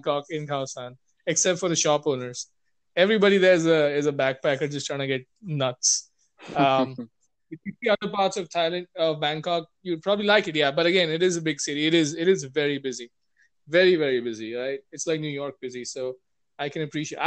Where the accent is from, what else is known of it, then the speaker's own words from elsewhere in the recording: India; I'm Indian